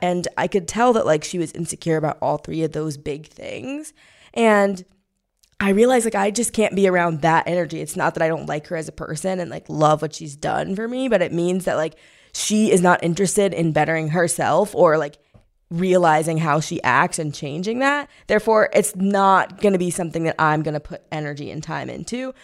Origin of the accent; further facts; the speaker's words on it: Missouri, United States; moved away; I'm from Missouri